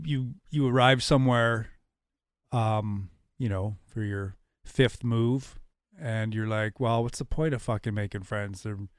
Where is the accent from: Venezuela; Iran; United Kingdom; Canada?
Canada; Portage la Prairie, Manitoba; also born or lived in Cold Lake, Canada / Germany / Ottawa, Canada / Canberra, Australia; for a military kid. And it's where I had my most formative experiences, I think. So I say I'm from Portage when people ask.